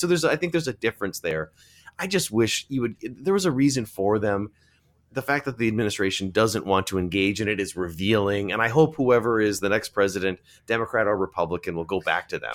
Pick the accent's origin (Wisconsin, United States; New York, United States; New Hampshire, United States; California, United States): Wisconsin, United States; Milwaukee; my hometown of Milwaukee